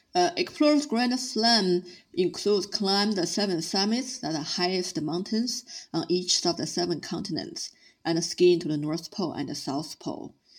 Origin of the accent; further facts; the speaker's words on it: Beijing, China; I started as a city girl growing up in Beijing